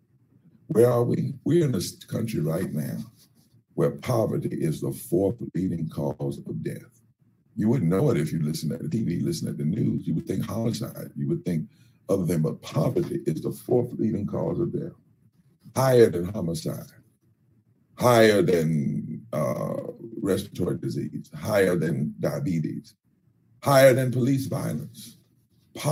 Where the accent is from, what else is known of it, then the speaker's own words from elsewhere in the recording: North Carolina, United States; I come from North Carolina, where my father worked in Warren County